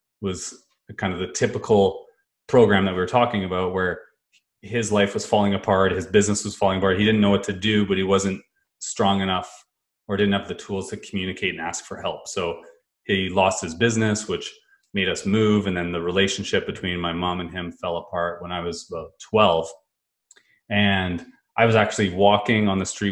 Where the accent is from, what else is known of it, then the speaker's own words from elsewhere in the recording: Kelowna, British Columbia, Canada; I grew up in Kelowna, BC, the Okanagan